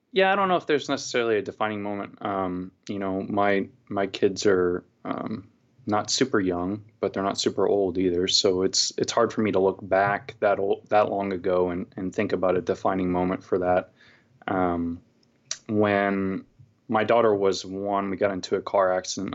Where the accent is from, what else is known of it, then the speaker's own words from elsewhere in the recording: California, United States; moved away as an adult; also born or lived in Texas; now in Portland, United States; I was born and raised in California, went to college there